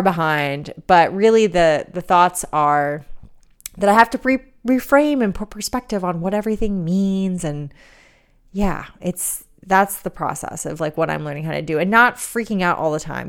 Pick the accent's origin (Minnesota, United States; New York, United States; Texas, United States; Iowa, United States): New York, United States; New York City; moved away; I'm a New Yorker